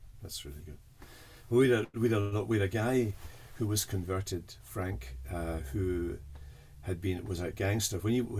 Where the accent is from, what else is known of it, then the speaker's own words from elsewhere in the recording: Scotland, United Kingdom; also born or lived in Canada / Airdrie; So yeah, well, I'm from Scotland. So when we went to Canada, actually, we were in Canada for 4 years, and then we came back because of family things and went to Airdrie, which was a mining, an old mining village